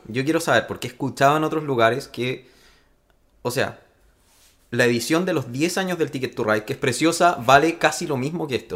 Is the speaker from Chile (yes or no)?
yes; Chile; accent: Chilean; el esfuerzo que estamos haciendo nosotros al tratar de no hablar tan chileno